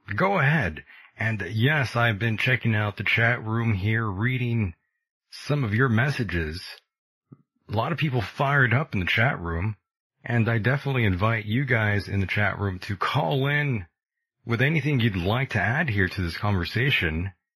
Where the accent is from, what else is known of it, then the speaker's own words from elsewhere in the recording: California, United States; my home state of California